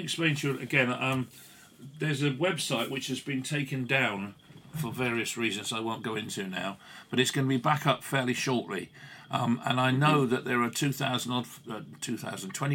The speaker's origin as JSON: {"language": "English", "area": "Ealing", "region": "London", "country": "United Kingdom", "tie": "born or raised there", "said": "I was born in Ealing"}